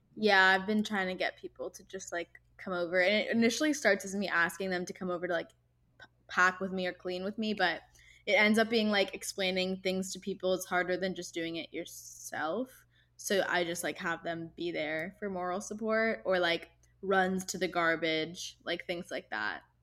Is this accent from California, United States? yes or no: yes; Irvine, California, United States; My hometown is Irvine, California, which is in Orange County